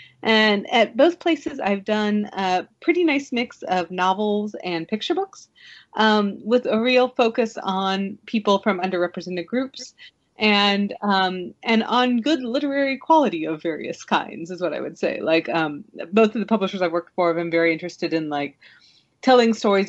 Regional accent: Kansas City, Missouri, United States; It's about half an hour south of Kansas City. So whenever I describe where I'm from, I usually say I'm from Kansas City.

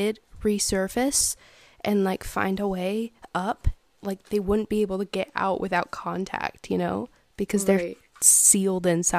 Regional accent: the South, United States; growing up in the South

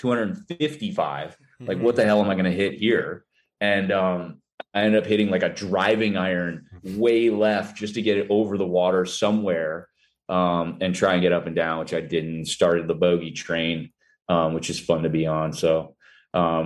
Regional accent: Vero Beach, Florida, United States; also born or lived in Edina, Minnesota; I was born in Minnesota, born in Edina, and I moved to Vero Beach, Florida when I was like five

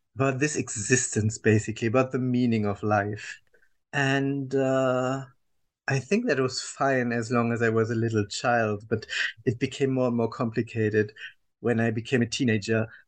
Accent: Germany; I was born and raised in Germany, uh, as uh, people will understand from my accent

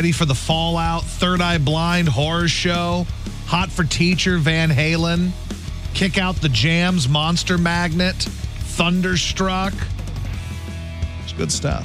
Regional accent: United States; I'm American, U.S.

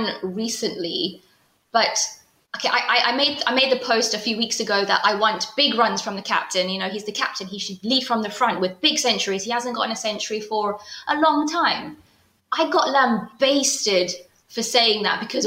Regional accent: United Kingdom; Being a Brit

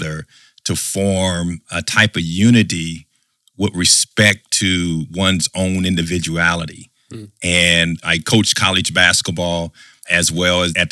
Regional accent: Anderson, Indiana, United States; born and raised in Anderson, Indiana

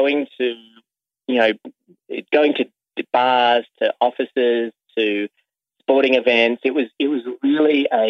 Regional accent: Sydney, New South Wales, Australia; as a kid growing up in Sydney, Australia

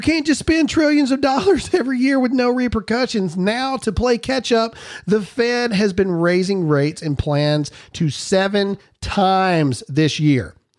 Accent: Mississippi, United States; my hometown in Mississippi

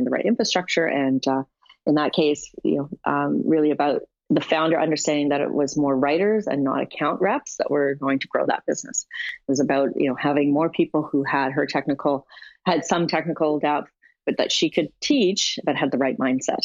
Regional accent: Canada; I'm a Canadian

